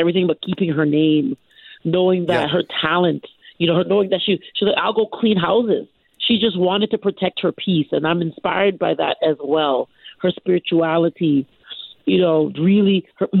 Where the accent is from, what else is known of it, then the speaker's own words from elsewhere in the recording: Canada; I'm Canadian. I'm a born and raised Canadian.